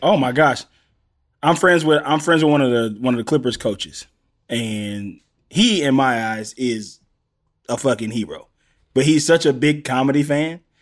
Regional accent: the South, United States; I'm from the South

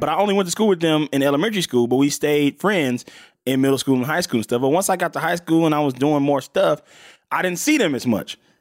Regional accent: Mississippi, United States; now in Los Angeles, United States; I'm from, I'm from Mississippi. I'm from L A. By the way, in Mississippi, I was born in Mississippi.

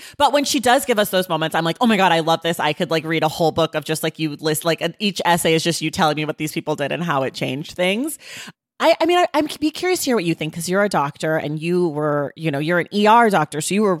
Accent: United States; born there; I am an American. I was born in America. I was raised by people who were born in America.

